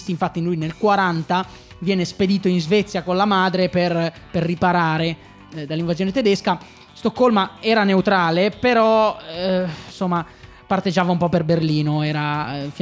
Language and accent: Italian; Liguria, Italy; io non sono anche ligure